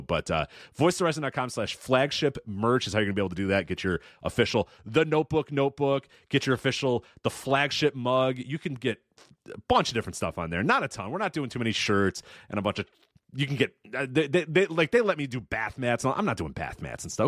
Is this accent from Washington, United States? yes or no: no; Illinois, United States; I'm from Illinois